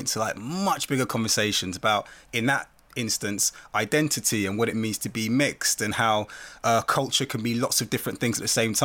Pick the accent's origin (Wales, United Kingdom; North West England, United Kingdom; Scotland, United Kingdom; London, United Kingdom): London, United Kingdom; I grew up in Brixton